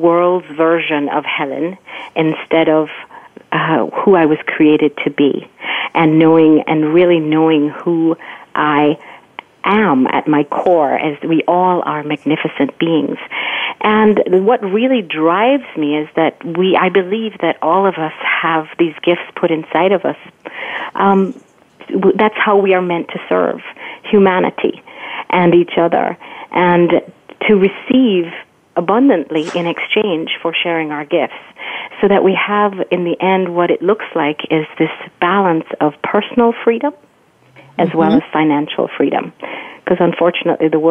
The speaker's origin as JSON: {"language": "English", "country": "Jamaica", "tie": "born or raised there", "said": "growing up in Jamaica"}